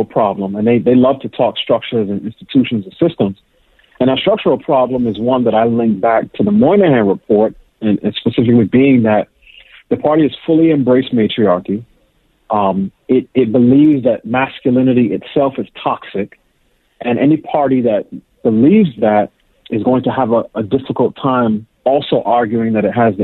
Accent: New York City, New York, United States; moved away; also born or lived in Pittsburgh; I grew up in New York City. I actually went to college in Pittsburgh.

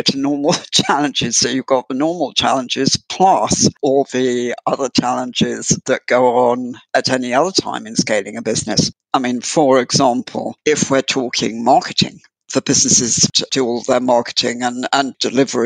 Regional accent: United Kingdom; I'm from UK

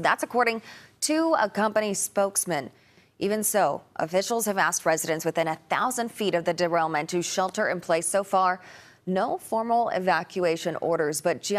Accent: Simi Valley, California, United States; California's Simi Valley, my hometown

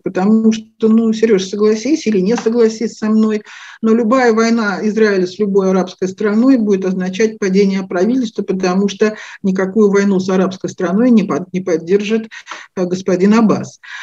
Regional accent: Moscow, Russia; moved away as an adult; now in Israel; Родилась в Москве, астрологией начала заниматься где-то так в конце 80-х годов

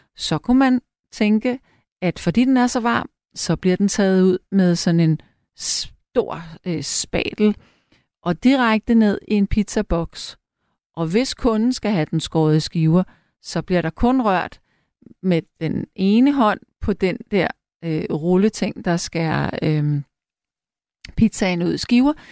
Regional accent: Frederiksberg, Capital Region of Denmark, Denmark; jeg er selv opvokset på Frederiksberg

